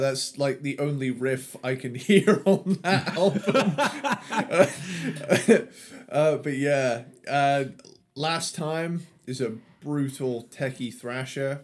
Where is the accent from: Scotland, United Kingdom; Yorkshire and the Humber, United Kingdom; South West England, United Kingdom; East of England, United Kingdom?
South West England, United Kingdom; Cornwall; I'm from the southwest. I'm a I'm a Cornish boy